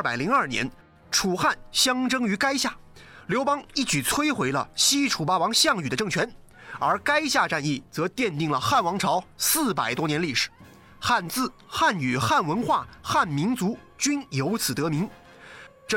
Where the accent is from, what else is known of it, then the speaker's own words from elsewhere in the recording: Ma'anshan, Anhui, China; 我们安徽的方言也大体分为淮北、淮南、江南三种不同口音，而我的老家安徽省马鞍山市则在长江以南，所以这方言听起来似乎有点像江苏话。